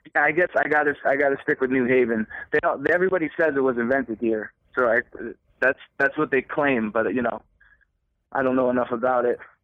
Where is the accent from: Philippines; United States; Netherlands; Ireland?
United States; Connecticut; We're from Connecticut.